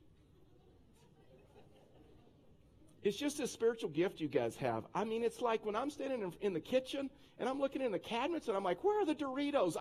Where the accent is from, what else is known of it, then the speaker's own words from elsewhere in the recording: Texas, United States; moved away; I'm a Texan